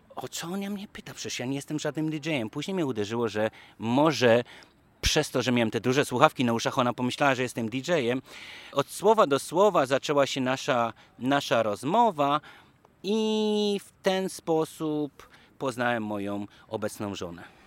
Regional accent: Poland; moved away as an adult; now in Washington, United States; z Polski

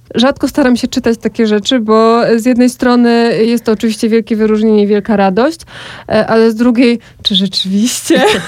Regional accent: Podkarpacie, Subcarpathian Voivodeship, Poland; now in Kraków, Poland; ja sama pochodzę ze wsi, bardzo małej wsi na Podkarpaciu

